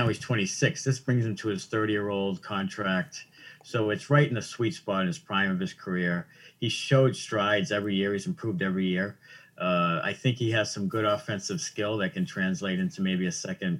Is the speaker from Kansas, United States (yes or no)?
no; Waltham, Massachusetts, United States; I'm from Waltham. It's a big hockey, you know, town.